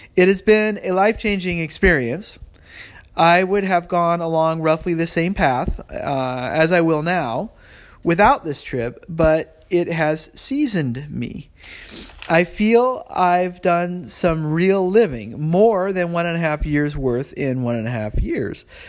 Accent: California, United States; I'm a Californian and I'm a, you know, I live in San Jose

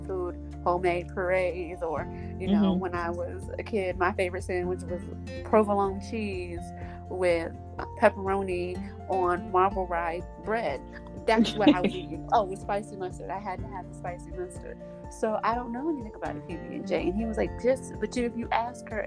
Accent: Jacksonville, Florida, United States; Born and raised in Jacksonville, Florida

